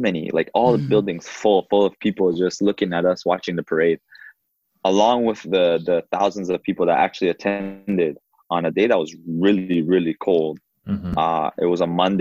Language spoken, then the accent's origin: English; Toronto, Ontario, Canada; also born or lived in Uruguay; to play for my hometown